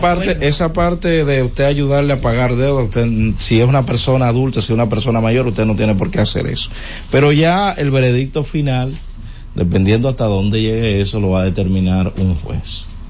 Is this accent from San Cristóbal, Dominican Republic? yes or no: yes; Villa Altagracia, San Cristóbal, Dominican Republic; moved away; mi tierra, Villa Altagracia